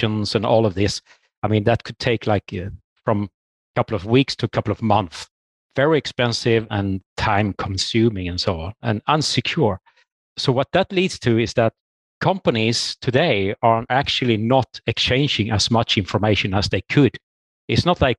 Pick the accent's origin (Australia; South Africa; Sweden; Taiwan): Sweden; moved away as an adult; now in Norway; I'm from Sweden myself and got this opportunity for a job in Norway